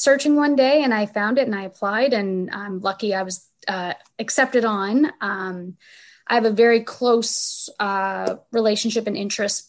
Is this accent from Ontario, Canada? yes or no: no; Saint John, New Brunswick, Canada; the neighborhood I grew up in. We were all growing up in Crescent Valley.